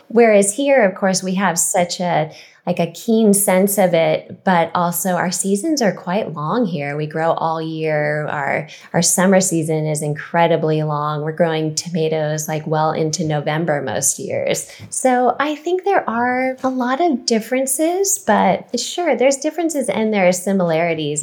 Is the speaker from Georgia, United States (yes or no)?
no; California, United States; growing up in California